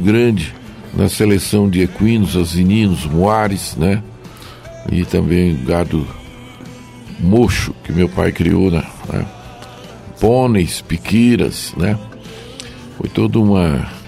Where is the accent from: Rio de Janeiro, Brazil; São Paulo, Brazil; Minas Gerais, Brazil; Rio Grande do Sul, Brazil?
Minas Gerais, Brazil; Joaíma; Sou mineiro, do Vale do Jequitinhonha, vale Minas Gerais. Cidade de Joaíma.